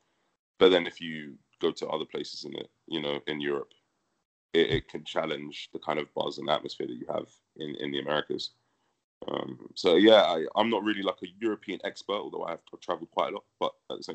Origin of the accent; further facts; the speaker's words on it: London, United Kingdom; moved away as an adult; also born or lived in United States; where I grew up training in Northwest London is where I'm training currently